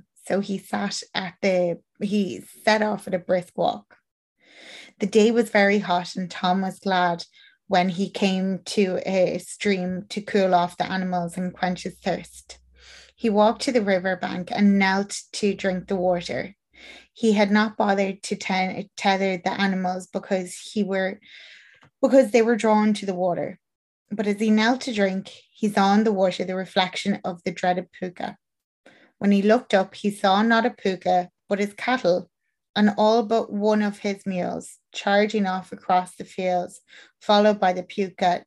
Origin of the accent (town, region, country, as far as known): Ireland